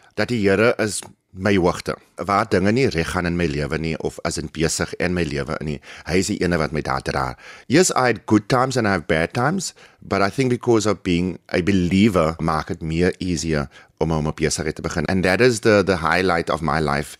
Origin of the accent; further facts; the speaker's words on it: Humansdorp, Eastern Cape, South Africa; now in Plumstead, Cape Town, South Africa; ek is gebore in die Kaap en ek skool gaan in Humansdorp.